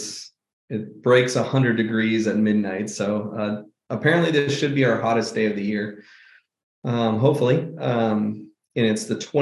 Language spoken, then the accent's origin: English; Auburn, California, United States; moved away as an adult; also born or lived in Grass Valley, California / Reno, Nevada; now in Phoenix, United States; I was born in Grass Valley and raised out there till I was basically 10. We went to Reno for a couple of years when I was really little, but 8 years up in the Nevada County area, and then moved to Auburn when I was 10 and lived there till